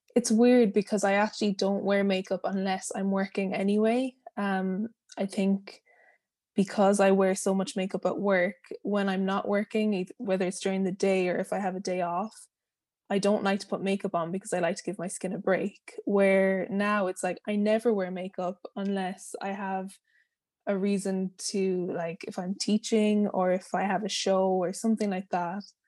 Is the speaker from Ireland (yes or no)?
yes; Ireland; moved away as an adult; I'm from Ireland.